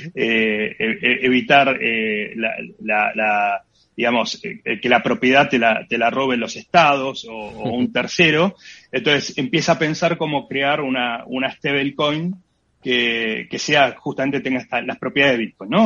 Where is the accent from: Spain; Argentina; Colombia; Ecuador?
Argentina